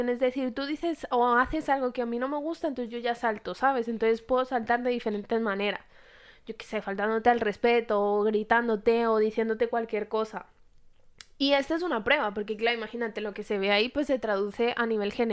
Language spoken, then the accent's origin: Spanish; Colombia